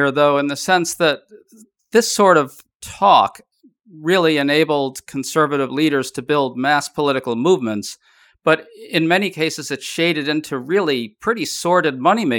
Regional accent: New York City, New York, United States; I grew up in New York City, and my grandparents actually lived right near Jamaica Estates in Queens, which is where Trump grew up.

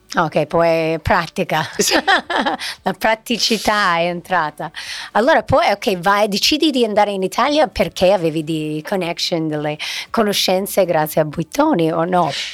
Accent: United States; da americana

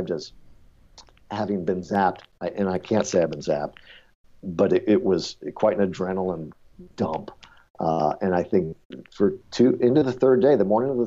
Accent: Detroit, Michigan, United States; We're all from Detroit

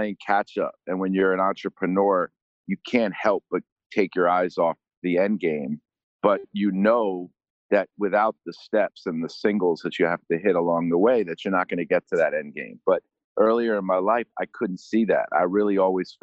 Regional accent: New York, United States; growing up in New York

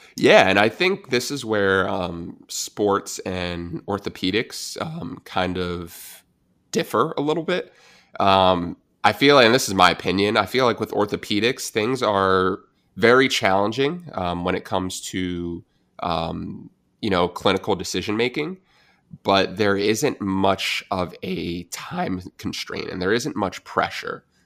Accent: New Jersey, United States; I'm from New Jersey, I'm a Giants fan

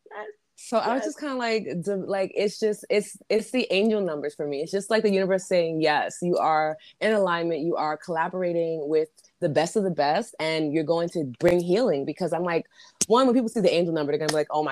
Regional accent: New York City, New York, United States; also born or lived in Bronx, New York City; I was born in the Bronx, but I was raised in Corona

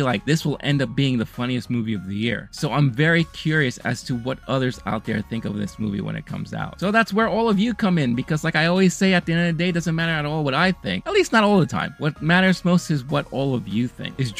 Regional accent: New York, United States; I grew up in America. I grew up here in New York.

